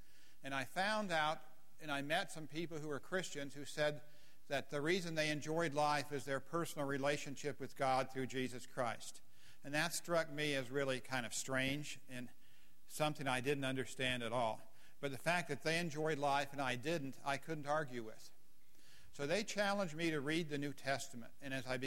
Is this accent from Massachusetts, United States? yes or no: no; Colorado, United States; now in Waco, United States; my home and growing up in Colorado